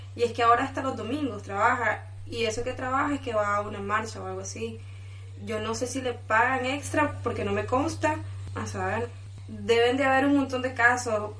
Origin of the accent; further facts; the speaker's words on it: León, Nicaragua; yo soy de León